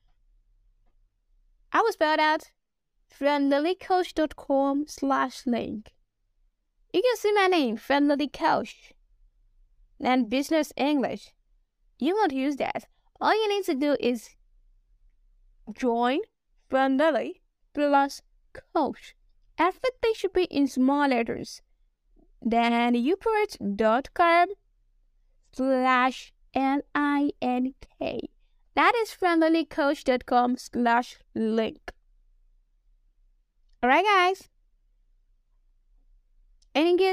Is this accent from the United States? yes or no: no; Nigeria; accent: Nigerian; I'm a Nigerian